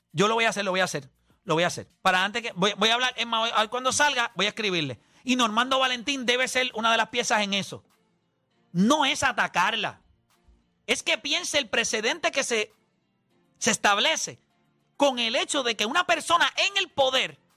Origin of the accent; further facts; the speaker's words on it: Puerto Rico; como puertorriqueños